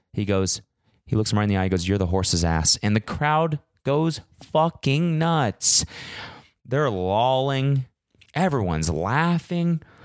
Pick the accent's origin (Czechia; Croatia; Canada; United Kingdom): Canada; moved away; I'm Canadian